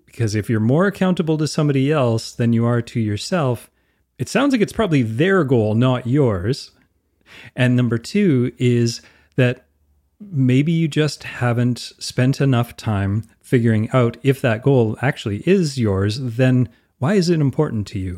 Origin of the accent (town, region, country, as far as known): Canada